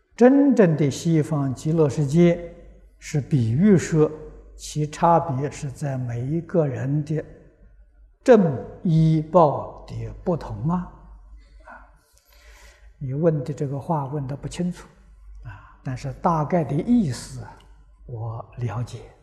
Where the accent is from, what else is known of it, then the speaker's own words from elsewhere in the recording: Guizhou, China; moved away; 我过去小时候在贵州念书